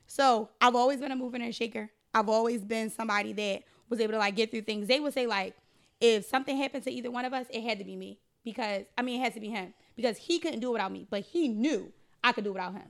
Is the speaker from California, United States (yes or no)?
no; Philadelphia, Pennsylvania, United States; I used to live in fifty-seven Headfield. That's where I grew up at.